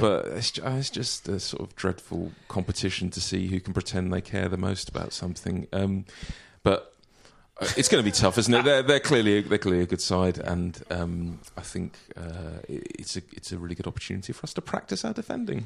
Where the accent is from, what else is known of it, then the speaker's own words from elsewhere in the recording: London, United Kingdom; I'm from Southeast London